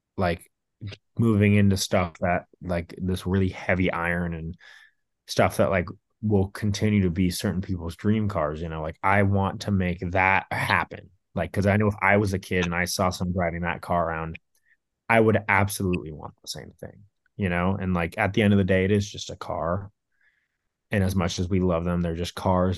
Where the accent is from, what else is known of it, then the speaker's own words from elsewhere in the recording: Orange County, California, United States; growing up in Orange County